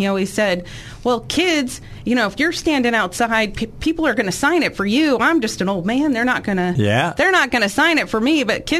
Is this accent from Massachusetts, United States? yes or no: yes; Massachusetts, United States; now in Cabot, United States; I explained how I grew up in Massachusetts, and my dad was very, very Republican, it stood out for Massachusetts